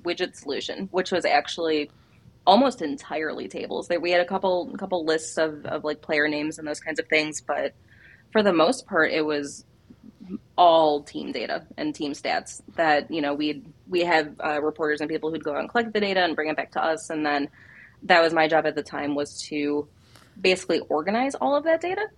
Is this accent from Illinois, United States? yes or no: yes; Chicago, Illinois, United States; I'm from Chicago